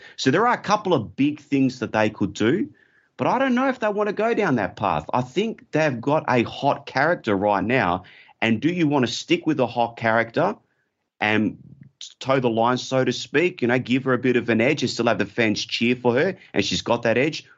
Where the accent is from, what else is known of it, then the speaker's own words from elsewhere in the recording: Australia; I'm from Australia